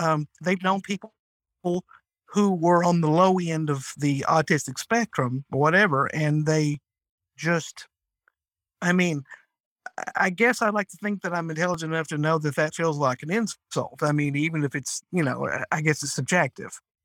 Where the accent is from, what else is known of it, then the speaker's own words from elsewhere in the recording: North Georgia, United States; I'm from North Georgia. I've lived in Georgia all my life